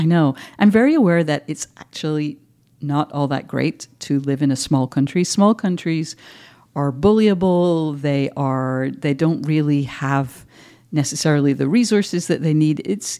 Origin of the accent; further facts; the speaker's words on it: England, United Kingdom; now in Scotland, United Kingdom; as an English person I was always very aware that, like, you get these weird Scottish notes.